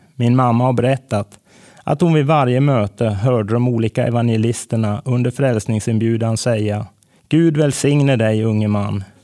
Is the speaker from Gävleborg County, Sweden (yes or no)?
yes; Edsbyn, Gävleborg County, Sweden; moved away as an adult; also born or lived in Bollnäs; now in Stockholm, Sweden; en liten plats utanför Edsbyn i Hälsingland, där jag växte upp